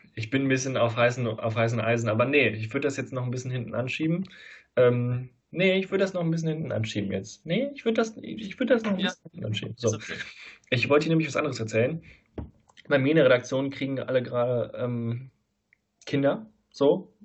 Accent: Leverkusen, North Rhine-Westphalia, Germany; now in Saarland, Germany; in Leverkusen, wo ich herkomme

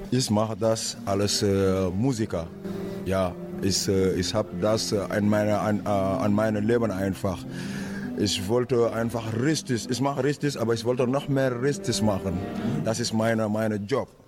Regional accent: Senegal; German is a second language; now in Germany; Ich habe alles angefangen bei meinem Heimatland Senegal mit einer Gruppe.

